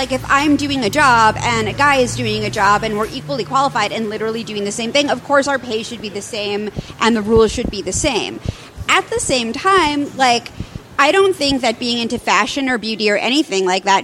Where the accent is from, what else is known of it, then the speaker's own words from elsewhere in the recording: New York, United States; now in California, United States; I'm, I'm from New York.